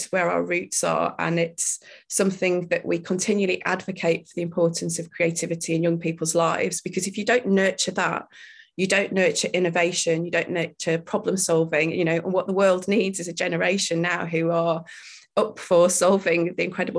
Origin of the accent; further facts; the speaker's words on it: Wakefield, Yorkshire and the Humber, United Kingdom; I'm from Wakefield.